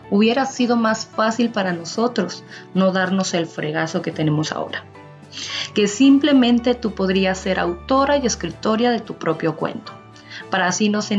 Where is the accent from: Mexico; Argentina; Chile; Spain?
Mexico; soy de México, pero antes de contarles más de mí